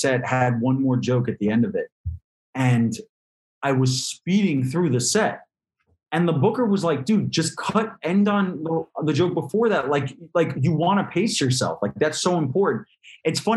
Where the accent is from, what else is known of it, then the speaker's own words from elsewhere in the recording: New York City, New York, United States; as a New Yorker, I grew up in New York. I've been here my whole life